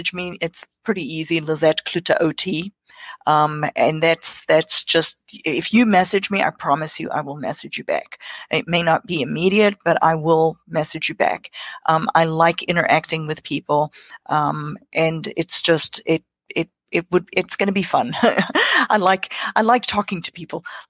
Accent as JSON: {"language": "English", "country": "South Africa", "tie": "born or raised there", "second_language": "English", "moved": "as an adult", "lives_now": "South Carolina, United States", "said": "I grew up in South Africa."}